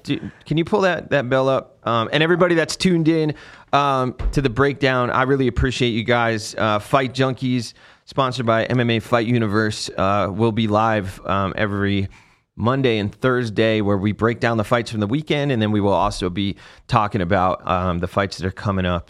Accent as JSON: {"language": "English", "region": "New Jersey", "country": "United States", "moved": "yes", "said": "I was completely outta my element at Fort Polk 'cause I'm from New Jersey"}